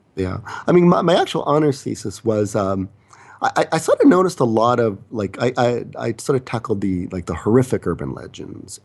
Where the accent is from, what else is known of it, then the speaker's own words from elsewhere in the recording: Canada; also born or lived in South Korea; I'm the Canadian